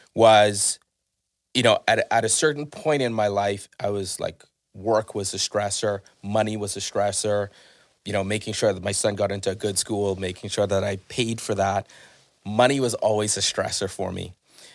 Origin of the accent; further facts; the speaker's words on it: Bahamas; growing up in the Bahamas, was there was always this saying that if you had a nervous breakdown